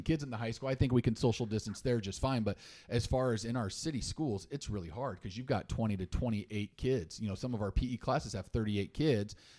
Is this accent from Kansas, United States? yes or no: yes; Salina, Kansas, United States; I grew up in Salina till eighth grade